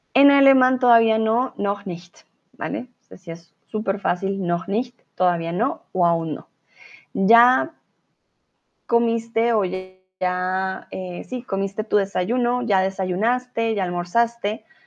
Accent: Colombia; first language Spanish

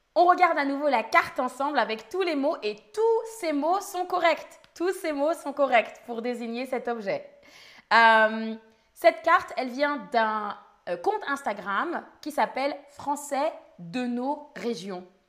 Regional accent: Île-de-France, France; Je viens d'Île-de-France, d'où je viens.

